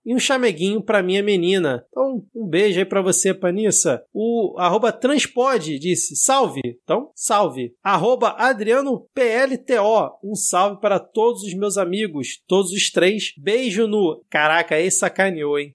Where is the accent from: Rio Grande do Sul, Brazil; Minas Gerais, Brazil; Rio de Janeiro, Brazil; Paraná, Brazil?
Rio de Janeiro, Brazil; eu como Carioca